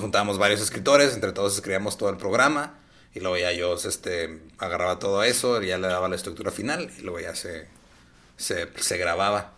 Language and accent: Spanish; Ciudad Juárez, Chihuahua, Mexico; la ventaja que tengo de estar en Juárez